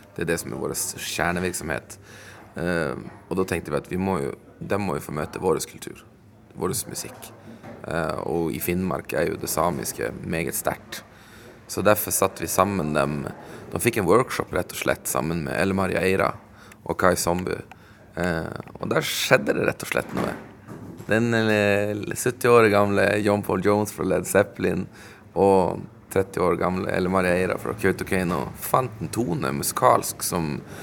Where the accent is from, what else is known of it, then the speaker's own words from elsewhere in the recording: Sweden; moved away as an adult; also born or lived in Stockholm, Sweden / Umeå, Sweden; now in Vadsø, Norway; jeg er jo sjøl innvandrer fra Sverige